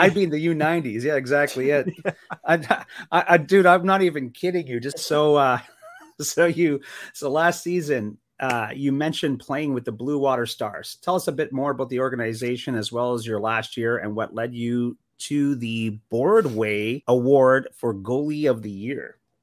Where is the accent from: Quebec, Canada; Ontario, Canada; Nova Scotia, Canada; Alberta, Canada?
Ontario, Canada; Sault Ste. Marie; now in Arizona, United States; I grew up in Sault Ste. Marie, Ontario, which bordered Sault, Michigan.